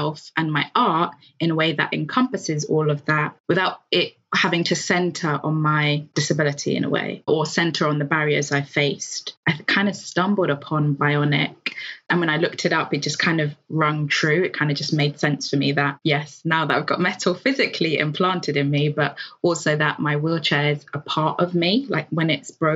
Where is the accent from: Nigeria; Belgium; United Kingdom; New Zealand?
Nigeria; being queer and being Black and being Nigerian